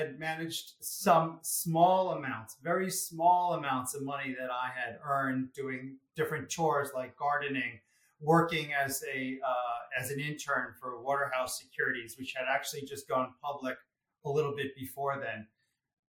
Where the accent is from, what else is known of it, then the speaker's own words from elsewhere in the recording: Greenwich, Connecticut, United States; I grew up in Greenwich, Connecticut.